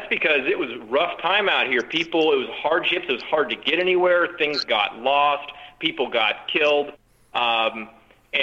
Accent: Arizona, United States; we're born and raised in Arizona. That's our home

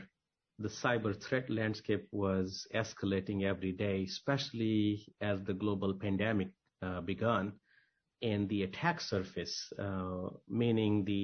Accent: India; moved away as an adult; also born or lived in New York; I grew up in India, went to school there, migrated to New York when I was 18.

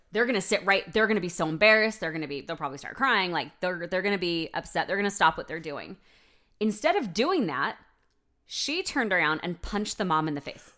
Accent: United States; me as an American

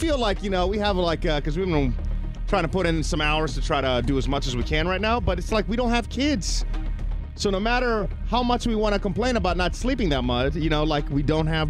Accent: Greece; moved away; I'm from Greece.

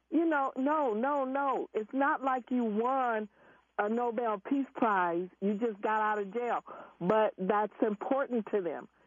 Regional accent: Los Angeles, California, United States; I uh, I grew up in South Central Los Angeles, but I moved out.

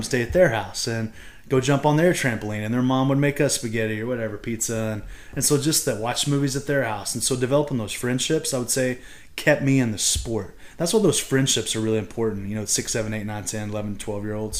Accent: Texas, United States; now in Pennsylvania, United States; I'm from Texas

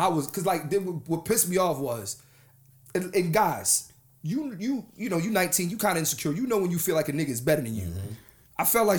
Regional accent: Philadelphia, Pennsylvania, United States; I'm from Philly.

